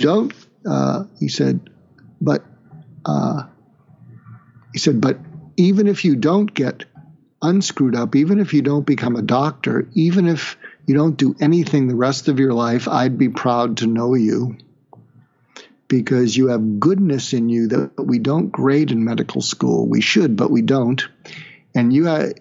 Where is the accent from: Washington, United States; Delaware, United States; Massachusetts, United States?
Massachusetts, United States; Boston; moved away as an adult; also born or lived in California / Kansas; I grew up in Boston, went to school in California